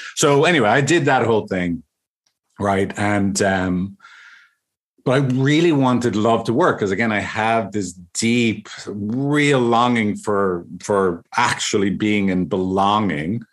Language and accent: English; Ireland; I'm from Ireland